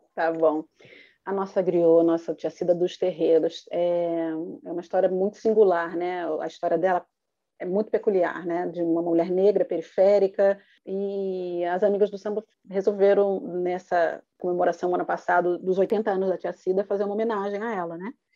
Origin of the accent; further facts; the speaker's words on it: Rio de Janeiro, Brazil; Eu sou carioca, né, nascida no Rio de Janeiro